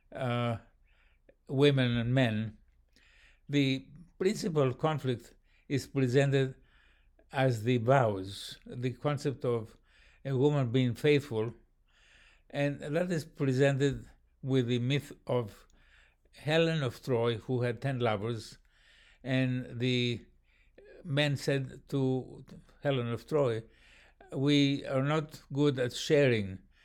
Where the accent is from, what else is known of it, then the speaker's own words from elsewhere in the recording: Athens, Attica, Greece; in Athens, my hometown.